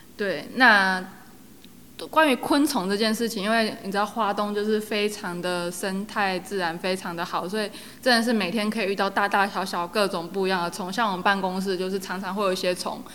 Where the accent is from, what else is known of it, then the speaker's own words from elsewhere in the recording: Yunlin County, Taiwan; moved away as an adult; also born or lived in Guanshan, Taitung; now in Chishang, Taiwan; 我本身是云林人